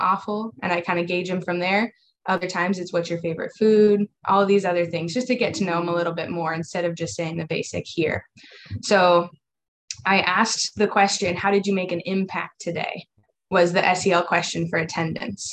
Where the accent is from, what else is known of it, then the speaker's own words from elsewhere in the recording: Iowa, United States; moved away as an adult; now in Houston, United States; I'm originally from Iowa, grew up in the education system up there